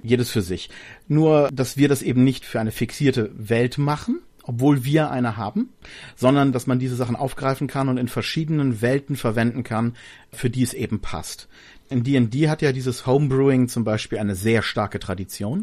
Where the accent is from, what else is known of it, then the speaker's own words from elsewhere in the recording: Berlin, Germany; ich habe meine Kindheit in Berlin verbracht, also born and raised in Berlin.